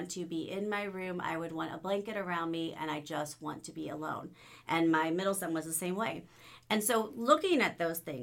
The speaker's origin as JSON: {"language": "English", "country": "United States", "said": "I love being an American."}